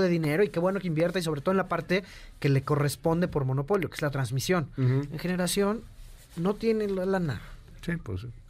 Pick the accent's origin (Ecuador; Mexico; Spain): Mexico